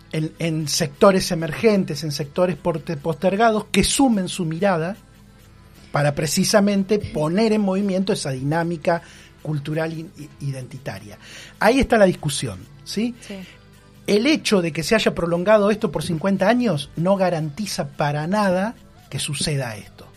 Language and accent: Spanish; Bahía Blanca, Buenos Aires Province, Argentina; ¿cómo me, presento yo como bahiense, como eh, pueblo originario, como argentino?